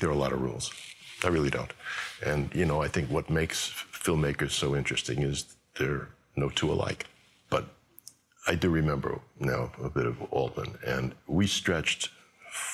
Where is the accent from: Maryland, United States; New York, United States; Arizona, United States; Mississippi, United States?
New York, United States; I'm a New Yorker